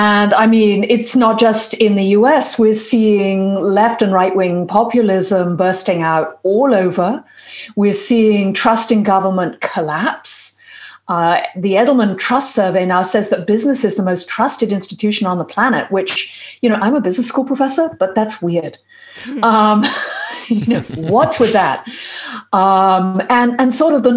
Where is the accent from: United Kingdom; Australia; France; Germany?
United Kingdom; now in United States; I'm a Brit and a professor at Harvard